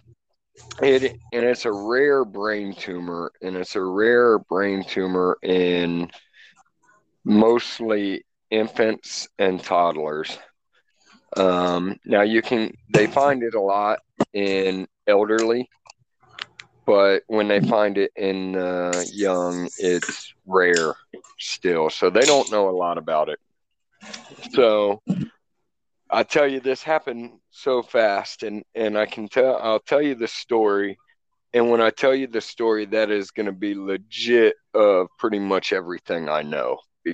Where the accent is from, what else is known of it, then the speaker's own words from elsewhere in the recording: Columbus, Ohio, United States; I'm from Columbus, Ohio.